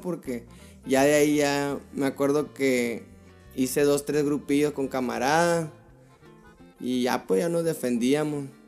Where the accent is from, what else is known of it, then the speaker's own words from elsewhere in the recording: Tucson, Arizona, United States; yo nací aquí en Tucson, Arizona. Aquí, aquí fui criado.